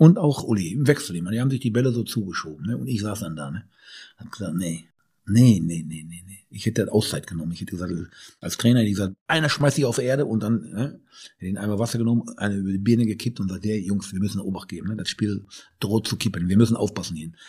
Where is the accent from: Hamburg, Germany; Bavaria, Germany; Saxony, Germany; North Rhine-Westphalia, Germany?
North Rhine-Westphalia, Germany; Bochum; ich komme aus Bochum